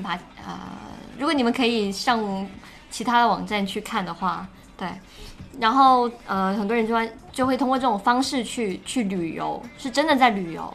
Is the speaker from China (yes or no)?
yes; Guangdong, China; 我们潮汕人办酒席之类的